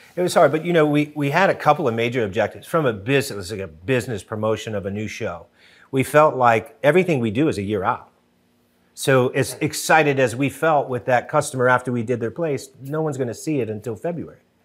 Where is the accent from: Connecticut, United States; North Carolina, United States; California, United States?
Connecticut, United States; New Haven; I grew up in Connecticut, uh, New Haven, Connecticut.